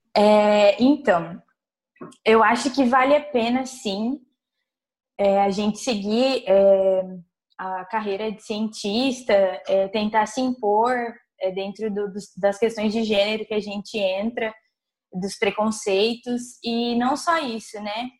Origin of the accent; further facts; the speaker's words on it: Nova Andradina, Mato Grosso do Sul, Brazil; moved away; sou de uma cidade, vim de Nova Andradina, cidade de interior.